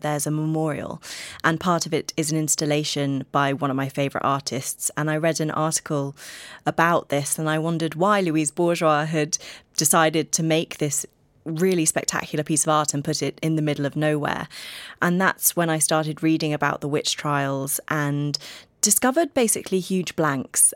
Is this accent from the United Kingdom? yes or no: yes; United Kingdom; I'm British